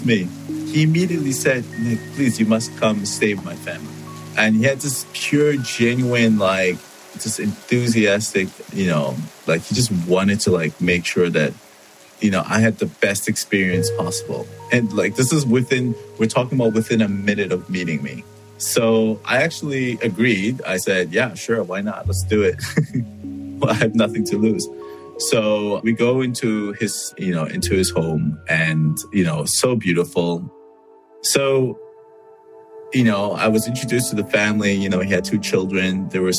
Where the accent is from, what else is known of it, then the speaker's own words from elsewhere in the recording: Canada; I come from Canada.